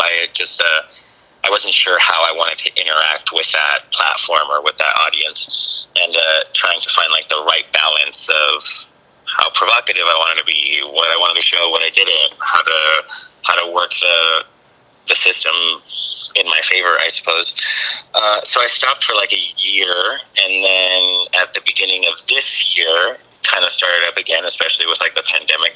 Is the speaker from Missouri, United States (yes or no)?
no; San Diego, California, United States; now in Los Angeles, United States; Originally from San Diego